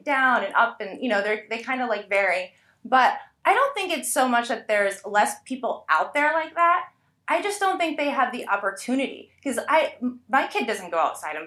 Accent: Fort Lauderdale, Florida, United States; also born or lived in Tipton, Indiana; now in Indiana, United States; I grew up in Fort Lauderdale

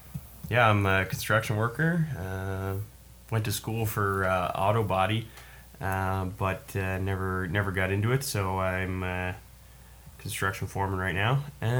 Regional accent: Buffalo, New York, United States; also born or lived in Niagara Falls, New York; now in Halifax, Canada; 30 years old. I live here in Halifax, originally from New York, like Niagara Falls, Buffalo, New York. Not the city.

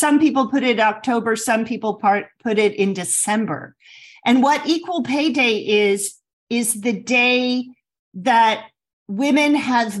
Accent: Midwest, United States; I grew up in the Midwest

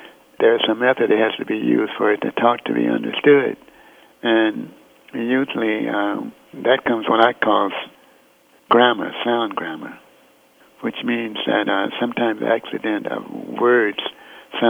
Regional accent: Fort Worth, Texas, United States; moved away; I was born in Fort Worth

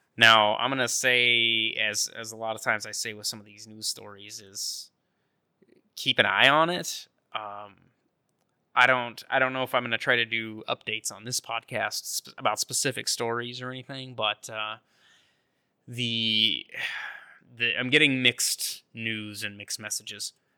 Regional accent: North Idaho, United States; near where I grew up in North Idaho, the Silver Valley

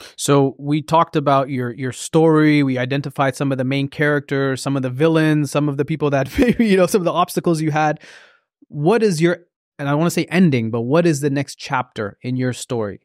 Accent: Oromia, Ethiopia; now in Canada; I'm from Oromia

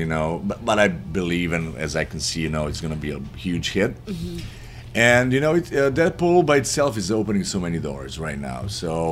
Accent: Serbia; moved away; my home country

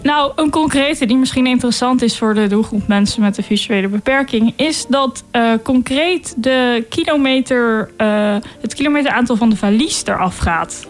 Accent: Delft, South Holland, Netherlands; ik kom uit Delft

